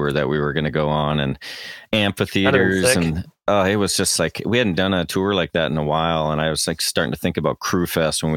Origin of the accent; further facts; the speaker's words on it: Canada; accent: Canadian; moved away as an adult; now in Chattanooga, United States; I still have my Canadian